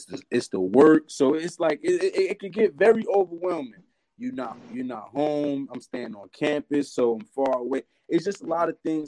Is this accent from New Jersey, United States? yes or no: yes; Elizabeth, New Jersey, United States; I'm from Elizabeth, New Jersey